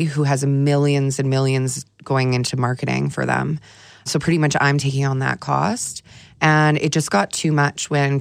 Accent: Edmonton, Alberta, Canada; moved away; also born or lived in Toronto / Vancouver; I'm originally from Edmonton, so I didn't want to move back to Edmonton

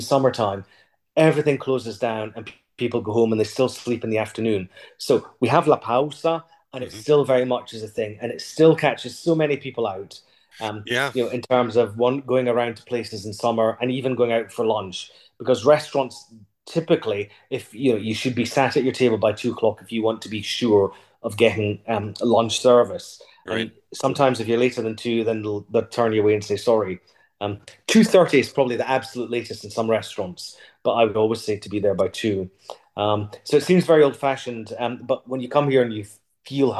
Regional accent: United Kingdom; moved away as an adult; also born or lived in Puglia, Italy; now in Italy; being British

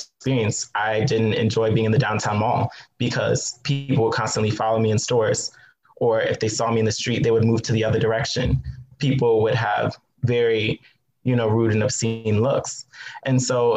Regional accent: Southwest Virginia, United States; I grew up in Southwest Virginia in a predominantly white town.

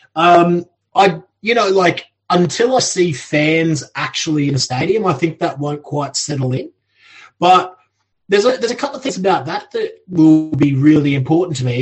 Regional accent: Australia; now in United Kingdom; I grew up in Australia

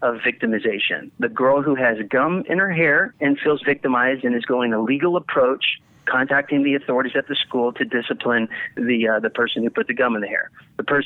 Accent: Littleton, Colorado, United States; I'm from Littleton, Colorado, where the Columbine shooting happened

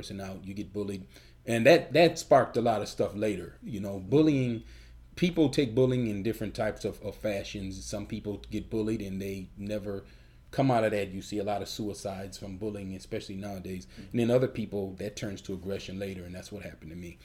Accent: Chicago, Illinois, United States; we're from Chicago

